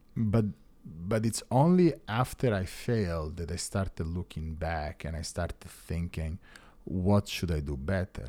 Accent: Italy; moved away as an adult; now in United States; I'm an Italian citizen

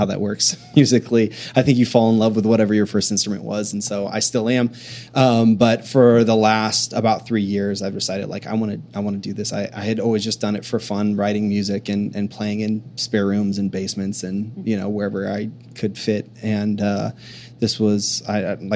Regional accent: Akron, Ohio, United States; moved away as an adult; also born or lived in Waco, Texas; I grew up in Akron, Ohio, just south of Cleveland

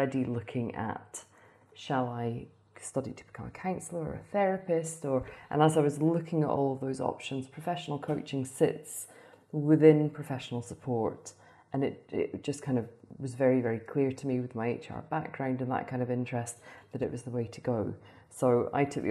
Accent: Aberdeen, Scotland, United Kingdom; moved away as an adult; also born or lived in Houston, United States; now in Dubai, United Arab Emirates; we're from Aberdeen, Scotland, which is the energy capital of Europe.

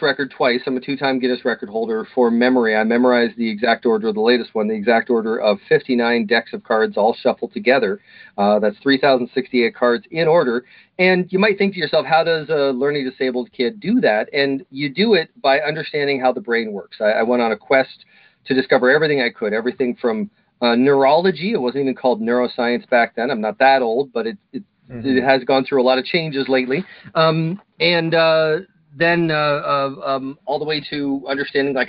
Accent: Kitchener, Ontario, Canada; I was born in Kitchener, Waterloo, Ontario, Canada

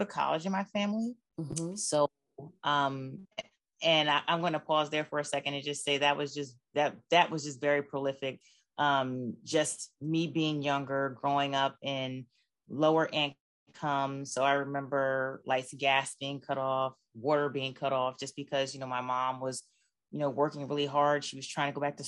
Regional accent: Camden, New Jersey, United States; born and raised in Camden, New Jersey

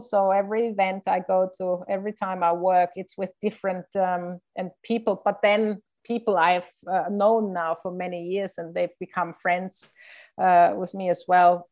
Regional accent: Innsbruck, Tyrol, Austria; I played in my hometown in Innsbruck

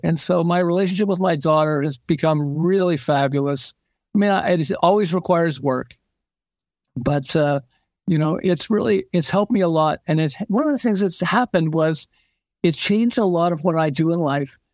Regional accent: Montreal, Quebec, Canada; moved away as an adult; now in California, United States; I'm originally from Montreal

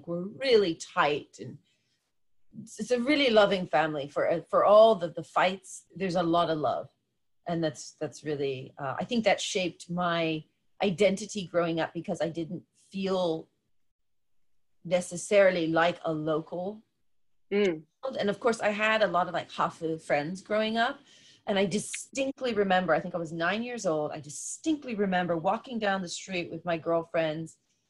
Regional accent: Japan; also born or lived in United States; Strange thing is that from being from the States, like I'm half, because I'm half Colombian, half American. But then growing up in Japan, they don't recognize that because you're all just foreigners.

